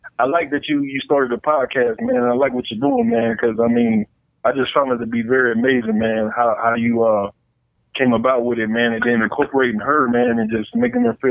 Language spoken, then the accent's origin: English; Hamilton, Ohio, United States; growing up in Ohio